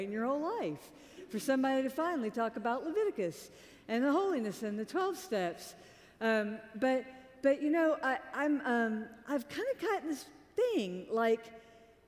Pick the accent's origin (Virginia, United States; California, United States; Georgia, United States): Georgia, United States; Augusta; I'm from Augusta, Georgia